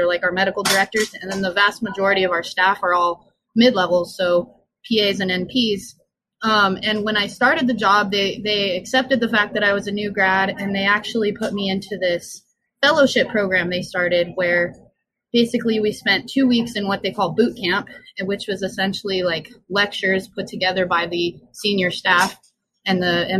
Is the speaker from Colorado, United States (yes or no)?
yes; Southwest Colorado, United States; moved away as an adult; now in Albuquerque, United States; I grew up there in Southwest Colorado in the Four Corners